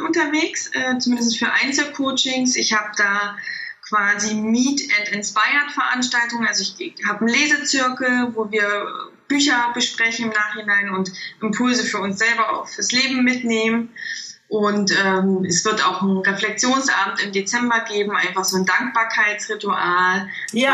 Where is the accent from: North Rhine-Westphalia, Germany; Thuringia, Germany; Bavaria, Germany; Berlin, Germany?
Thuringia, Germany; moved away as an adult; also born or lived in Stuttgart; ich bin in einem kleinen Dorf aufgewachsen und in Thüringen